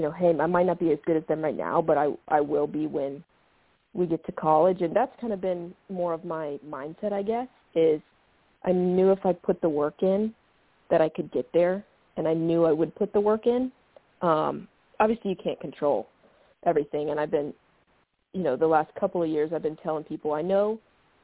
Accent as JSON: {"language": "English", "town": "Atlanta", "region": "Georgia", "country": "United States", "said": "I'm from Atlanta and not too far in state."}